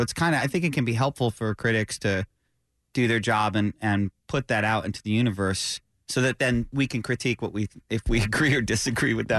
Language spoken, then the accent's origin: English; upstate New York, United States; I grew up, as you know, in upstate New York